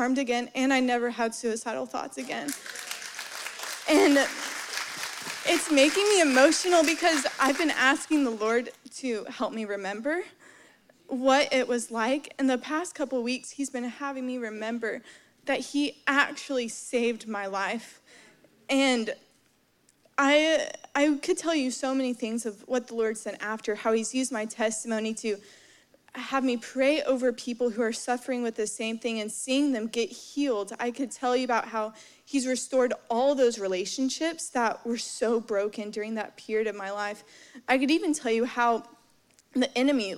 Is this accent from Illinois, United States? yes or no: no; Dallas, Texas, United States; moved away; I'm originally from Dallas, Texas, grew up in the church